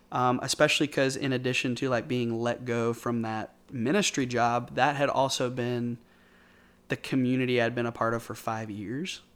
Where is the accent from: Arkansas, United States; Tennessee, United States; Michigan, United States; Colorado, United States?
Arkansas, United States; Bentonville; also born or lived in North Little Rock, Arkansas / Conway, Arkansas; I've lived in Arkansas my entire life. I grew up mostly in Bentonville, up in Northwest Arkansas.